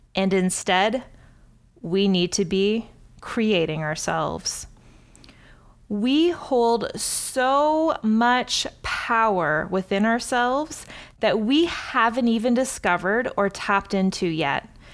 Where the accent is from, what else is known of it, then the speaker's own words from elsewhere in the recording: Cambridge, Ontario, Canada; my hometown of Cambridge, Ontario